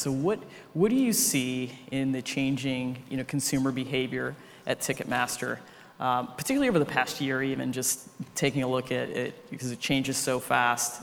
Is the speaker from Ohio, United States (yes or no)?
yes; Ohio, United States; now in New York, United States; I'm from Ohio